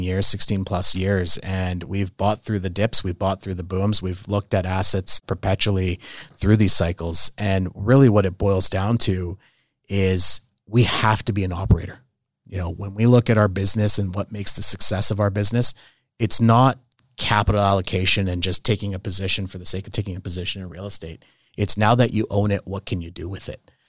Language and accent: English; Calgary, Alberta, Canada; also born or lived in Italy; I was born and raised in Calgary